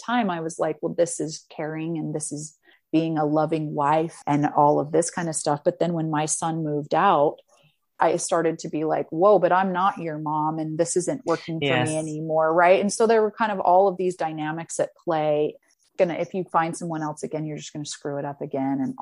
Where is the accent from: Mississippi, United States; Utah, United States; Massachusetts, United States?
Utah, United States; I'm from Utah